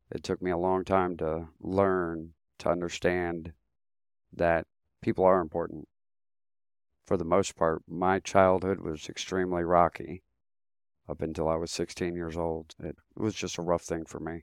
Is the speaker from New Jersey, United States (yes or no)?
no; Ohio, United States; also born or lived in San Fernando, California; I was born in San Fernando, California. and my dad brought me from California on the back of a motorcycle to Ohio as an infant.